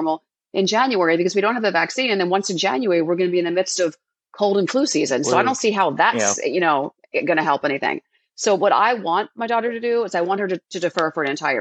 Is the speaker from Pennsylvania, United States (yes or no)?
yes; Philadelphia, Pennsylvania, United States; I grew up in Philadelphia